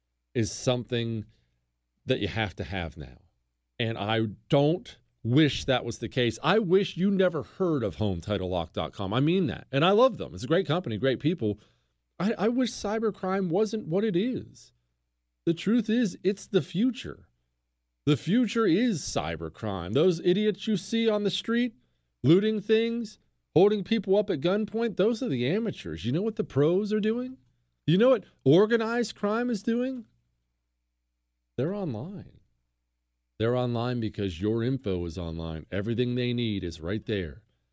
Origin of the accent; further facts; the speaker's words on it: Ohio, United States; born there; also born or lived in Arizona; As you know, I was born in Ohio. I bleed scarlet and gray.